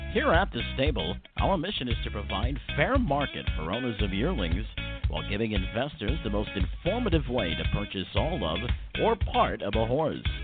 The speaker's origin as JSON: {"language": "English", "town": "Chicago", "region": "Illinois", "country": "United States", "tie": "born or raised there", "said": "I'm an old Chicago guy and uh, was uh, born and raised"}